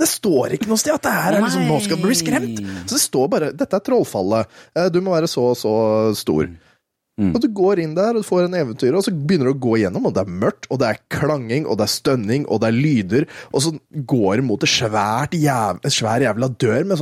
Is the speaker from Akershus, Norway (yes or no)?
no; Østfold, Norway; vi er fra Østfold, vet du, så er det PES.